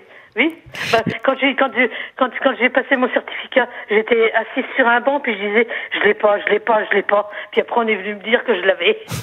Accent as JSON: {"language": "French", "area": "Lorraine", "region": "Grand Est", "country": "France", "also_born_or_lived": "Limoges", "moved": "yes", "said": "je suis originaire de la Lorraine."}